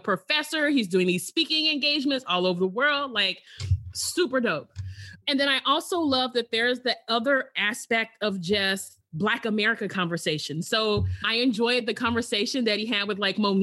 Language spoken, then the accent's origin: English; Alabama, United States; I'm originally from Alabama